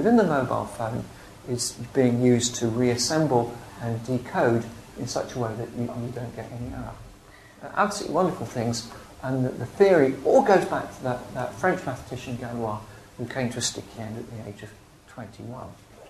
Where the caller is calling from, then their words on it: England, United Kingdom; I can ring someone up in America and they won't know that I'm ringing them from England.